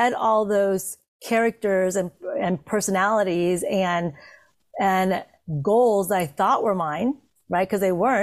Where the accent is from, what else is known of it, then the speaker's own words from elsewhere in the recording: Santa Monica, California, United States; also born or lived in Vietnam; growing up in Santa Monica, California, as one of 5 Asian people in my school